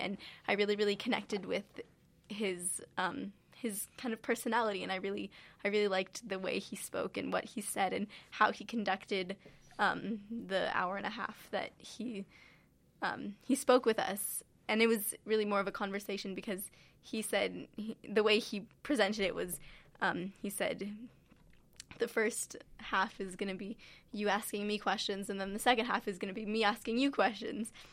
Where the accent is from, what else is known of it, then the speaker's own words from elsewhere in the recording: California, United States; I'm from California